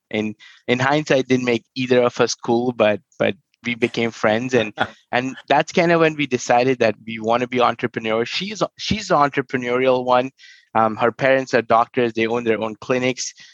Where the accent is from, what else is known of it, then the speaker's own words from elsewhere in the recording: New Delhi, Delhi, India; moved away; I grew up in New Delhi